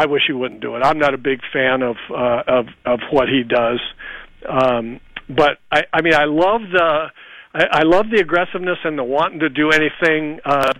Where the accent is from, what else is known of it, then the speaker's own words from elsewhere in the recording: Los Angeles, California, United States; I was a Dodger fan, you know, for a long time growing up in L.A.